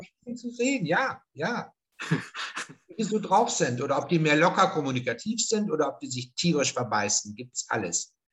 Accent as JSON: {"language": "German", "area": "northern Ruhr area, north of Dortmund", "region": "North Rhine-Westphalia", "country": "Germany", "tie": "born or raised there", "moved": "yes", "lives_now": "Franconia, Germany", "said": "nördliches Ruhrgebiet, Münsterland, also nördlich von Dortmund ist mein, mein Ort, wo ich herstamme."}